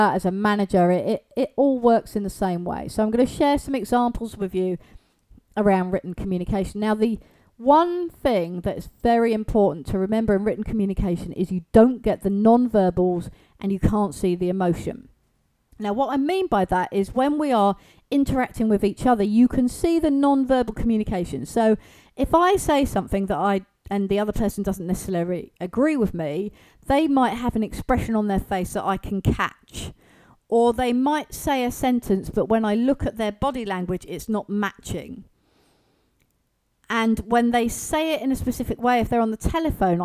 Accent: England, United Kingdom; here in the UK

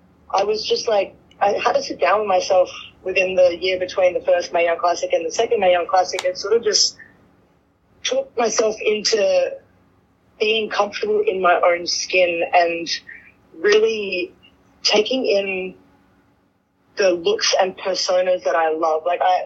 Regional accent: Australia; now in United States; I was 20 years old. I was just a baby. I moved over here from Australia, the other side of the world, and I was all alone.

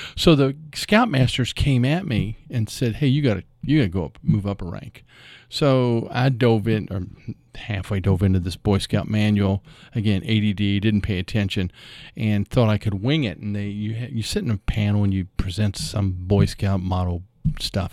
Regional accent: Louisville, Kentucky, United States; I grew up in Louisville, uh, over in Audubon Park area.

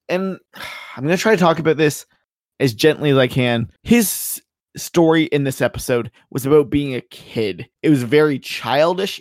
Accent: Canada; I'm Canadian

